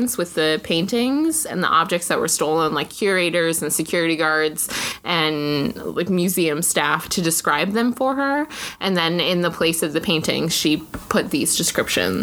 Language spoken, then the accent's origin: English; Arizona, United States; also born or lived in Elizabeth, New Jersey; now in Boston area, United States; I grew up in Arizona